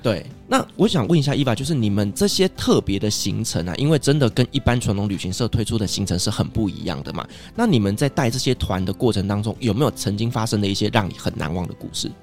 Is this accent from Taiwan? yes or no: yes; Taiwan; 我身为台湾人嘛，所以我喜欢吃的餐厅